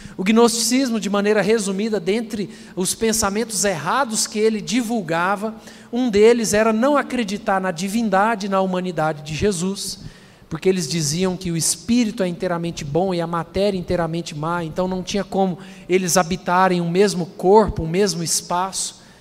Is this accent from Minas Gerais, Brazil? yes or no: no; Anápolis, Goiás, Brazil; Quando eu era criança em Anápolis, nós éramos da Igreja Presbiteriana de Vila Formosa